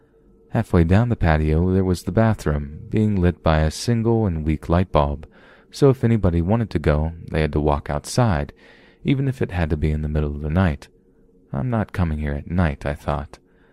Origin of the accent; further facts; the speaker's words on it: Singapore; I'm from Singapore, where healthy males are required to serve at least 2 years in the military.